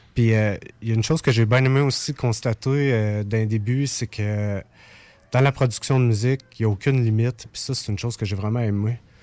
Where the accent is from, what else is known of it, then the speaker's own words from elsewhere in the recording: Saint-Élie-de-Caxton, Quebec, Canada; je viens d'un petit village qui s'appelle Saint-Élie-de-Caxton.